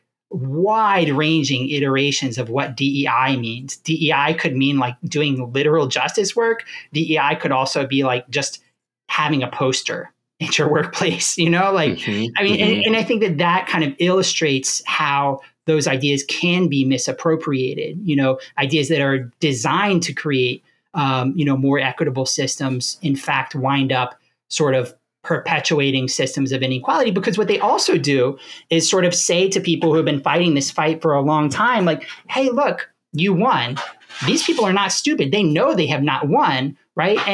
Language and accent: English; Louisiana, United States; I'm from Louisiana